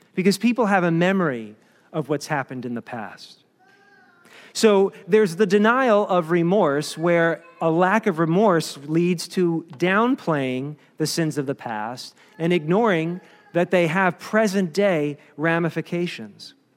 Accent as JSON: {"language": "English", "region": "Maryland", "country": "United States", "tie": "born or raised there", "said": "Maryland is kinda not really claimed by the North or the South. Um, I grew up in the North"}